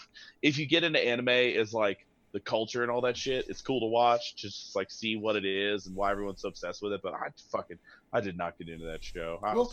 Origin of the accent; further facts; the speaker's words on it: United States; I want big robot action, and maybe it's just because I'm an American.